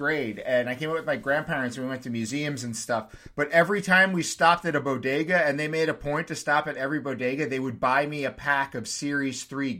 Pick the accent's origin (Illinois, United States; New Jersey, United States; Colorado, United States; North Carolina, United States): New Jersey, United States; Point Pleasant; now in Bushwick, New York, United States; I'm from New Jersey. From a small town in the Jersey Shore called Point Pleasant.